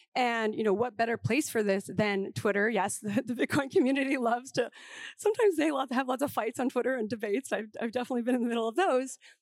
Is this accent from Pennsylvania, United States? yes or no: no; New York, United States; as a New Yorker